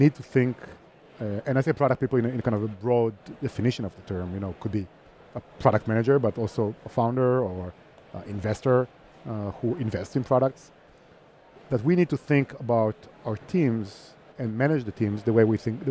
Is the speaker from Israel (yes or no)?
yes; Herzliya, Tel Aviv District, Israel; moved away as an adult; now in Barcelona, Spain; I'm from Israel, from Herzliya, which is next to Tel Aviv